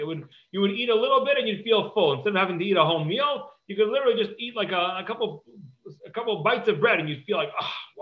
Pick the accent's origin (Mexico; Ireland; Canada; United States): United States; Cleveland, Ohio; I grew up in Cleveland